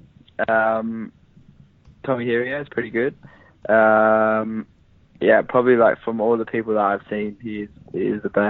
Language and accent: English; Perth, Western Australia, Australia; born or raised there; moved away as an adult